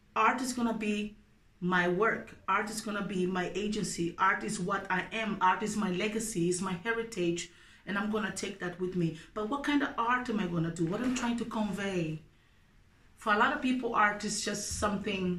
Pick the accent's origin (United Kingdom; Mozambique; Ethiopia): Mozambique; now in Denmark; growing up in Mozambique